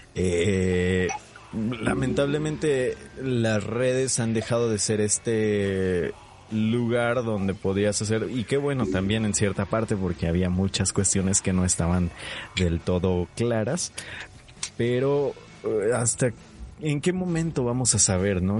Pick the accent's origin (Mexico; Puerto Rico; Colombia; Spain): Mexico